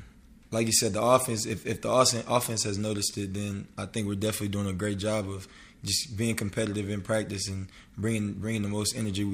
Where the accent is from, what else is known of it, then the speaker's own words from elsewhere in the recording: Murfreesboro, Tennessee, United States; moved away as an adult; now in Oklahoma, United States; So I'm originally from West Tennessee, and he's from Mississippi. And when I was about 9, 10, I moved to Murfreesboro, which is in Middle Tennessee